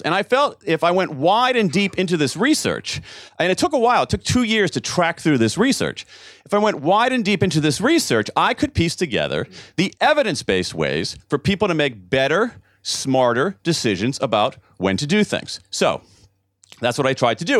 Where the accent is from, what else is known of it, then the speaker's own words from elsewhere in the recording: United States; as an American